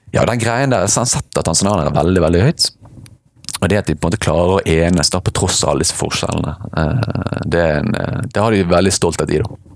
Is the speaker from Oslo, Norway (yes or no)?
no; Bergen, Vestland, Norway; accent: Bergen; jeg er fra Bergen. Født og oppvokst i Fyllingsdalen